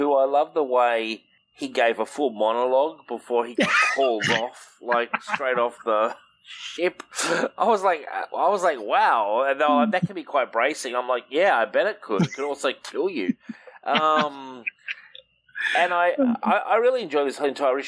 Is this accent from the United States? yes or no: no; Australia; I'm Australian